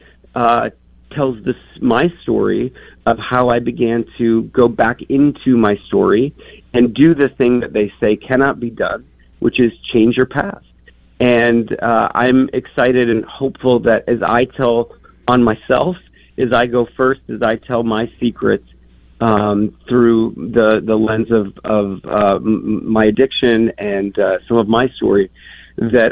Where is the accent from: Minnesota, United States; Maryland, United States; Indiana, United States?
Minnesota, United States; moved away as an adult; also born or lived in New York / Chicago; I grew up in Minnesota